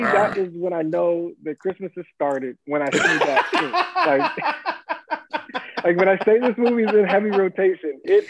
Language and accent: English; Virginia, United States; I'm from Virginia